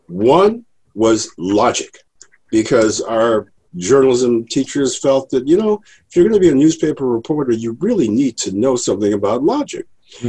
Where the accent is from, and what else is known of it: Evanston, Illinois, United States; born or raised there